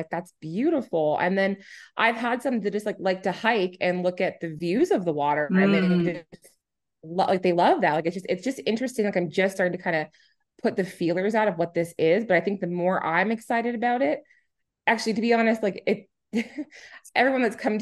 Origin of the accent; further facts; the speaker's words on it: New Hampshire, United States; now in Edmonton, Canada; I'm originally from New Hampshire, and there's 17.3 miles of coastline, and I lived on it. My dad was a fisherman, a commercial fisherman